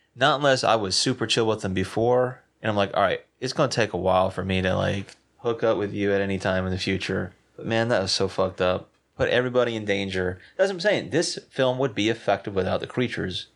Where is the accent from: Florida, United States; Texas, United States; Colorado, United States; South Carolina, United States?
South Carolina, United States; I'm from South Carolina